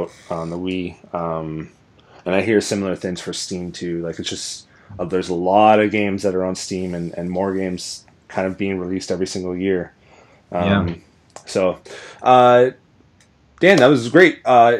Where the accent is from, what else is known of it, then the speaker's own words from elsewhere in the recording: Owen Sound, Ontario, Canada; I'm from Owen Sound, which is where Billy Bishop is from. And he's the hero kind of growing up